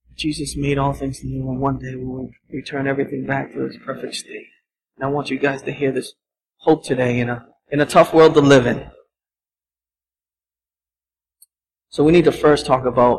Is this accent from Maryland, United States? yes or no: no; Boston, Massachusetts, United States; Growing up in Boston